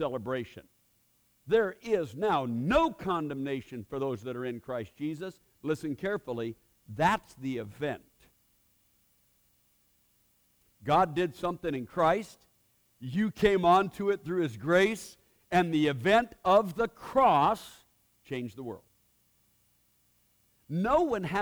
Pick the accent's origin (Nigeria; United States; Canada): United States; Portland, Oregon; I grew up in Portland, Oregon, and we didn't go to church.